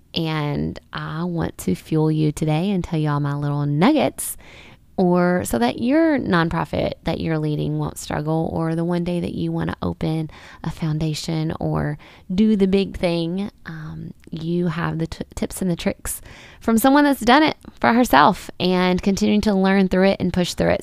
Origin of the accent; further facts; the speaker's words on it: Winthrop, Kentucky, United States; I did start a nonprofit called Puzzle Pieces here in my hometown of Winthrop, Kentucky